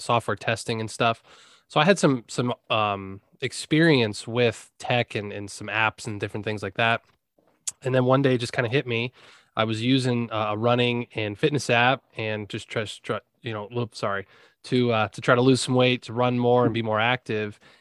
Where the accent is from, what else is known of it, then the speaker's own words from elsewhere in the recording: Pennsylvania, United States; also born or lived in Blacksburg, Virginia; we're both from Pennsylvania, but we moved uh, down to Virginia